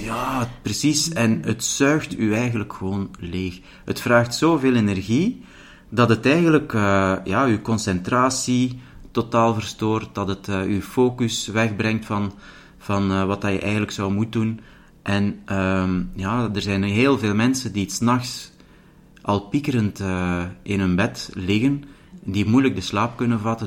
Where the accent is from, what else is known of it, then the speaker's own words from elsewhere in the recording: the Belgian coast, Flanders, Belgium; now in Mechelen, Belgium; ik ben dus opgegroeid als kind aan de zee.